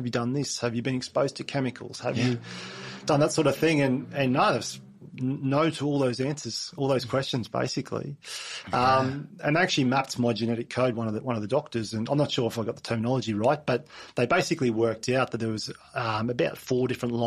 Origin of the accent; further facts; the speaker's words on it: Mount Isa, Queensland, Australia; I was born in Mount Isa, and we spent, you know, through end of primary school, start of high school, and in growing up in Mount Isa as well.